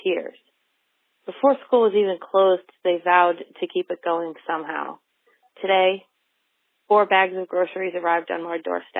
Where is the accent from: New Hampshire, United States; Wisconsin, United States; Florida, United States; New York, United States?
New Hampshire, United States; I'm from New Hampshire.